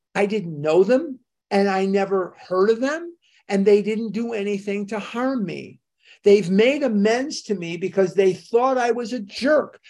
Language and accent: English; Chicago, Illinois, United States; I was a kid growing up in Chicago